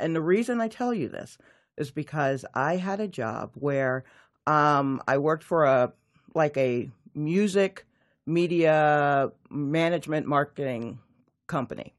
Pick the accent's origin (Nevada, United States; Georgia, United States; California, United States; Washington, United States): Georgia, United States; Atlanta; also born or lived in New York; I grew up in Atlanta, Georgia.